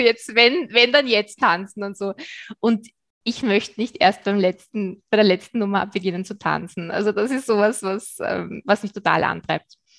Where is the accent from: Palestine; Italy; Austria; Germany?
Austria; Vienna; ich bin aus Wien, das hast du schon gesagt. Ich lebe da mit meinem Mann